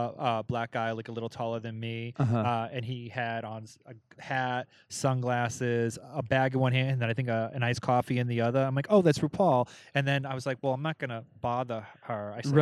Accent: New York, United States; moved away as an adult; now in Los Angeles, United States; am such a New Yorker

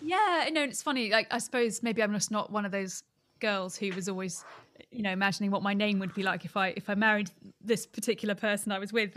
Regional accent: Surrey, South East England, United Kingdom; I grew up in Surrey for most of my younger years, so nowhere near the ocean, really

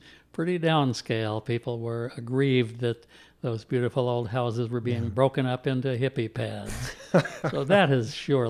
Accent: Louisville, Kentucky, United States; I am originally from Louisville. Mm-hmm. Grew up here. Grew up mostly in the Highlands. Uh-huh. And born at the dawn of the baby boom.

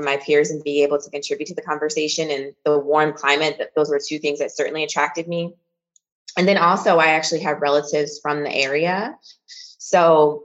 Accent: Lansing, Michigan, United States; moved away as an adult; also born or lived in Philadelphia, Pennsylvania; I grew up in Lansing, Michigan, which is the capital city

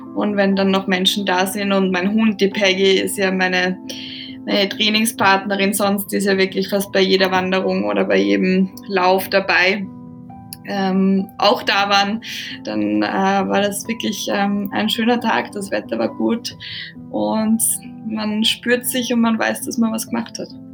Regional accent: Austria; moved away as an adult; also born or lived in Norway / South Africa / Portugal / Denmark; bei uns in Österreich so, dass du Abitur machst

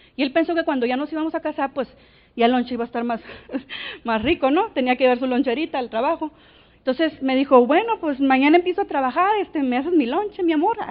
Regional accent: Navojoa, Sonora, Mexico; Nací, nací en Navojoa

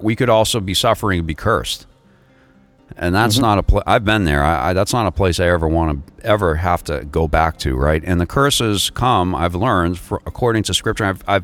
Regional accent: Northeast, United States; moved away; I am from the Northeast originally

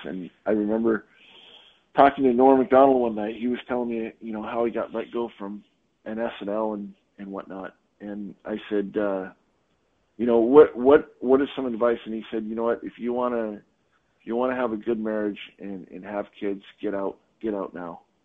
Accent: Canada; also born or lived in Hong Kong; now in United States; I'm Canadian

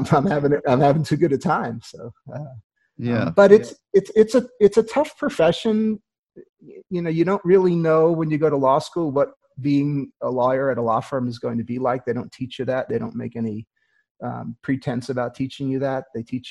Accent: Queens, New York, United States; also born or lived in Long Island / New Haven; I grew up in the East Coast. I grew up in Queens, New York, and then Long Island, and then New Haven, Connecticut, and went off to college.

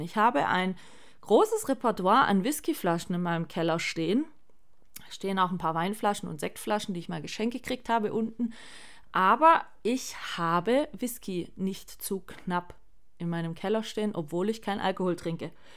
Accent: Swabia, Baden-Württemberg, Germany; ich bin zwar hier in, im Schwabenland geboren, bluttechnisch gesehen, aber gar nichts an Schwäbisch

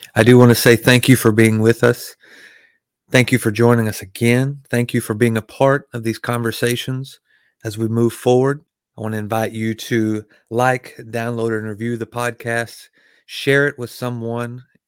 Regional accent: Arkansas, United States; I was raised, born and raised in Arkansas around guns.

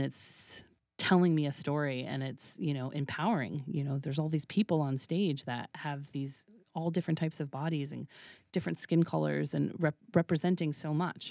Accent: Woods Hole, Massachusetts, United States; moved away; I grew up in Woods Hole, which was, like, a very liberal, tiny little pocket

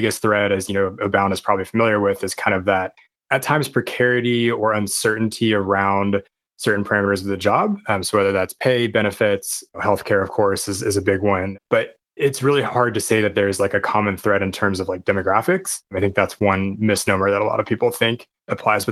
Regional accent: Portland, United States; also born or lived in San Francisco / Los Angeles / Chicago / Washington, D.C.; now in Honolulu, United States; I was born and raised in Portland.

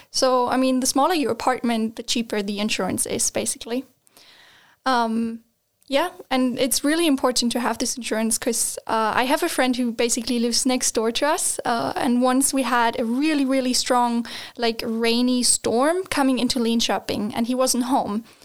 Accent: Germany; moved away as an adult; now in Sweden; like in Germany, we just don't have this.

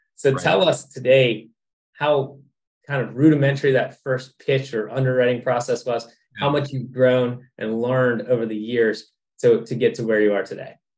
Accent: Cincinnati, Ohio, United States; moved away as an adult; also born or lived in Dayton, Ohio; now in Orlando, United States; I was born in Dayton, raised in Cincinnati, and then went to Ohio State.

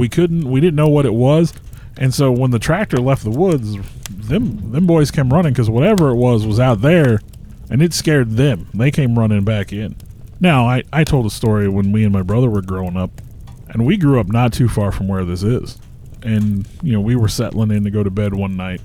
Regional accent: Pulaski County, Missouri, United States; moved away as an adult; now in Lebanon, United States; I was born and raised in Pulaski County, lived there my entire life.

